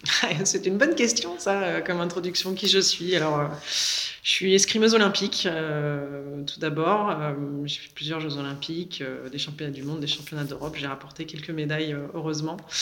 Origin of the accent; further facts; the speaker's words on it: Le Vésinet, Île-de-France, France; je viens du Vésiné. Euh, j'ai grandi euh, dans la banlieue euh, ouest parisienne